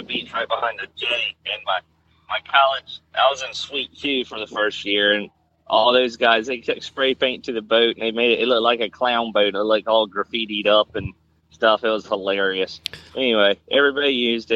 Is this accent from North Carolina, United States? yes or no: yes; Wanchese, North Carolina, United States; I grew up in Wanchese with boats and shrimping